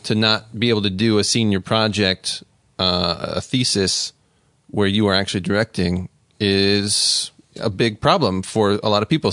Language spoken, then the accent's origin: English; Las Vegas, Nevada, United States; moved away as an adult; I grew up in Las Vegas